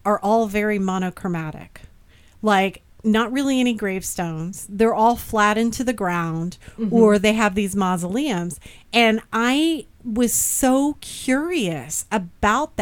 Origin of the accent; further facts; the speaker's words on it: Bedford, Indiana, United States; also born or lived in Terre Haute, Indiana; we moved back to my hometown of Bedford, which has fewer than 100 black people